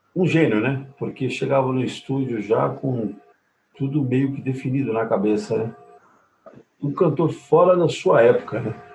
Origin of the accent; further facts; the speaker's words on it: ABC Paulista, São Paulo, Brazil; eu sou aqui do ABC